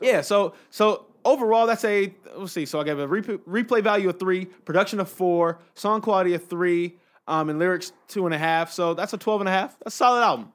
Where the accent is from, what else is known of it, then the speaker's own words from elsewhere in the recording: Inglewood, California, United States; I'm from Inglewood